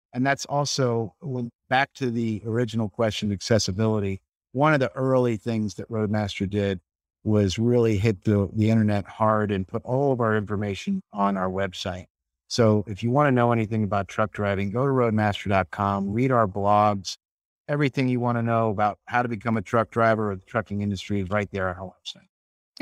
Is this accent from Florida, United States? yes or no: yes; St. Petersburg, Florida, United States; I'm from Saint Petersburg and, uh, grew up fishing